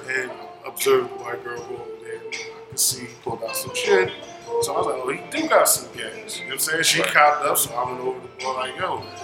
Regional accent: Philadelphia, Pennsylvania, United States; I'm from Philadelphia

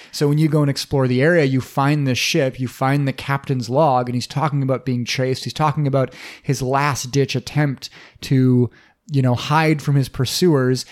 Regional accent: Minnesota, United States; we're from Minnesota, we know a thing or two about winter hellscapes.

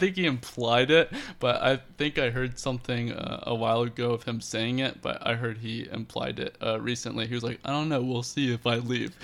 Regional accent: Lake Mary, Florida, United States; growing up in Lake Mary

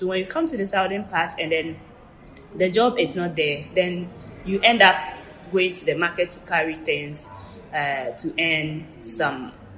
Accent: southern Ghana, Ghana; I remember in 2004, I went back to my hometown, as I was born in the southern part of Ghana.

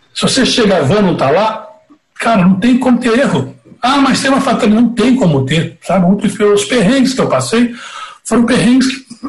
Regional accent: Divinópolis, Minas Gerais, Brazil; eu sou de Divinópolis, no interior de Minas

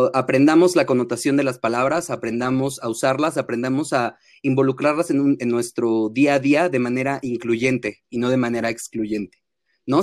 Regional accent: Mexico; accent: fresa, cantadito; regresé a México hablando como yucateco, pero mal

